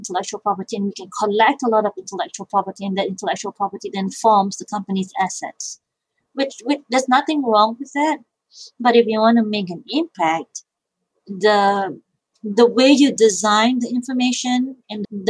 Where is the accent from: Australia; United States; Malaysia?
Malaysia; moved away; I grew up in Malaysia